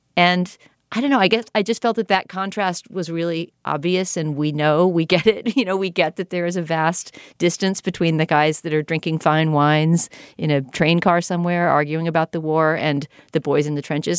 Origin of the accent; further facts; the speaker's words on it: United States; as an American viewer